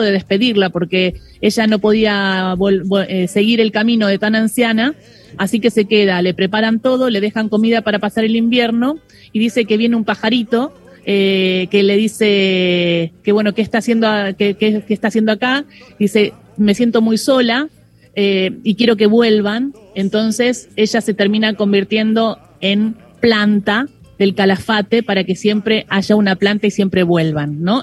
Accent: near Río Gallegos, Santa Cruz, Argentina; moved away; yo me crié cerca en Río eh, Gallegos

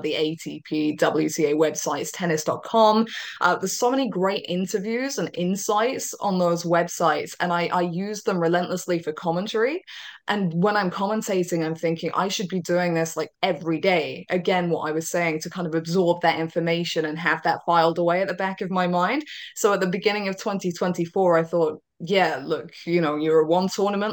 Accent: United Kingdom; I'm a Brit

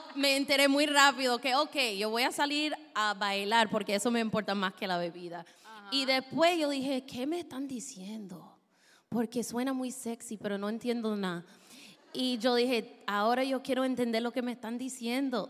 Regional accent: Minnesota, United States; Spanish is a second language; Yo soy de Minnesota.

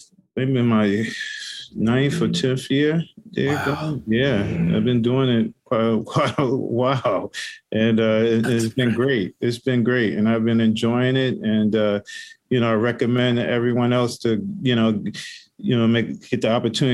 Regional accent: New York City, New York, United States; growing up in New York City in the Bronx

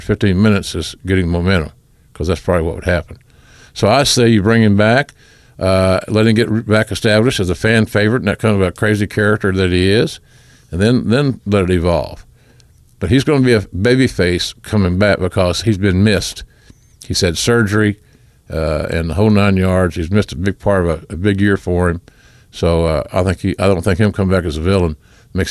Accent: Oklahoma, United States; Oh, my home state. Howdy, JR. That's how we Okies talk

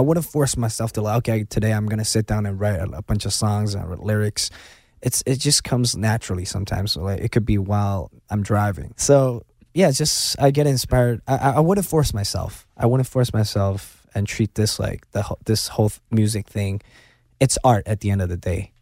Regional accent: Hong Kong; I'm born and raised in China, Hong Kong, China

